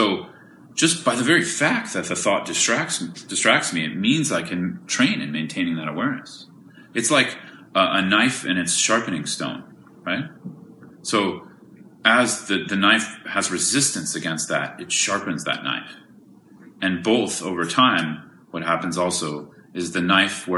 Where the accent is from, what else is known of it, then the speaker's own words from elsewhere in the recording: California, United States; I'm from California